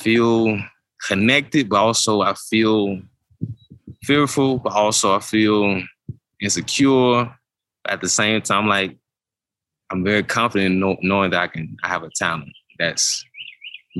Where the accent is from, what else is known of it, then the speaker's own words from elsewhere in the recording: Duncanville, Texas, United States; I grew up in Duncanville specifically, but Duncanville is subsidiary to Dallas